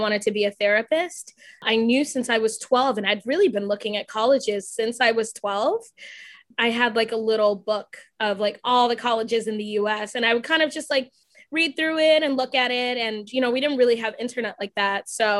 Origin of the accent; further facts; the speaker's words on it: Miami, Florida, United States; moved away as an adult; now in upstate New York, United States; I was born and raised in Miami, Florida. I'm first generation American. My parents are from the Bahamas.